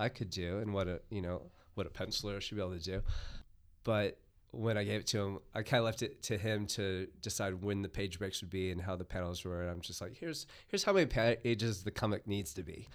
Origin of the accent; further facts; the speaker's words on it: United States; moved away; I am a foreigner, yes. I grew up in the United States